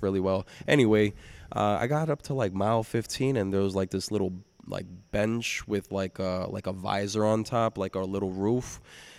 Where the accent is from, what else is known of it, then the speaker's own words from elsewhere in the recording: New York City, New York, United States; I'm not from here. I'm from Brooklyn